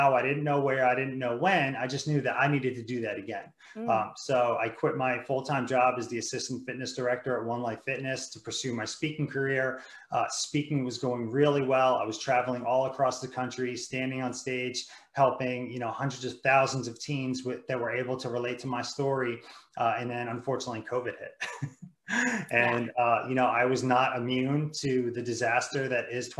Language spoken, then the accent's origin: English; New Jersey, United States; moved away as an adult; now in Virginia, United States; I grew up in New Jersey